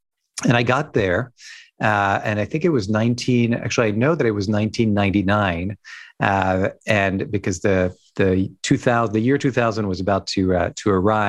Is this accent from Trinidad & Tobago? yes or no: no; France; also born or lived in Hong Kong; Who I am, I grew up in France, actually. My father's French, my mother's American, with some roots in Ireland and other places.